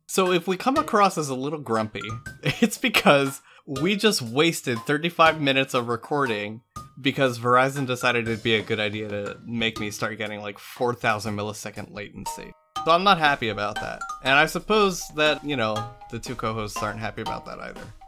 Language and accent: English; United States